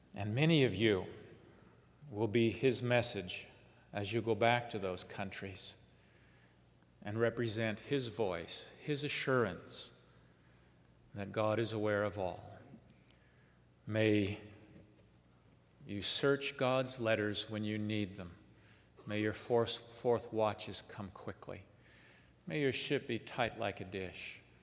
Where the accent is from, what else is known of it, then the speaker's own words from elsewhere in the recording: Southern California, United States; in Southern California, where I grew up